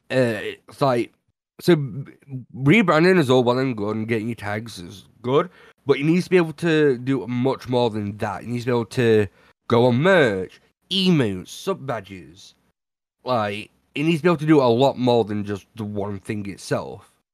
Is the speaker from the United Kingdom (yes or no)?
yes; United Kingdom; I'm British